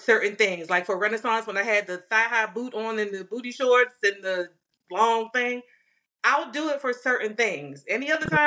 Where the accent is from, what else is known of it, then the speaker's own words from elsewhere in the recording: New York, United States; I was born in New York